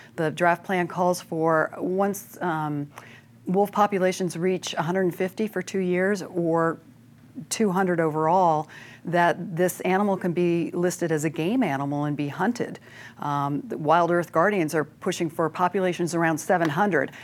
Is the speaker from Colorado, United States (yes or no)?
yes; Gunnison, Colorado, United States; I am from Gunnison